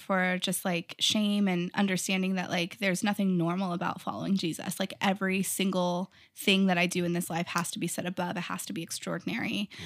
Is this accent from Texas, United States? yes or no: yes; Texas, United States; moved away as an adult; also born or lived in California; I grew up in Texas in a really tiny town, like, two hundred people, very small